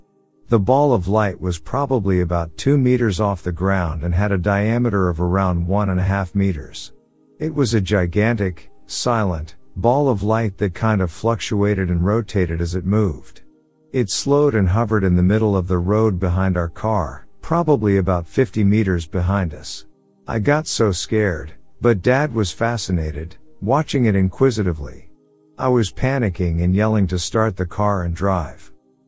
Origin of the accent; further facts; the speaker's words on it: New South Wales, Australia; About 19 years ago, near my hometown in country New South Wales, I used to get driven to catch a bus from a town called Parks, about 1 hour from my hometown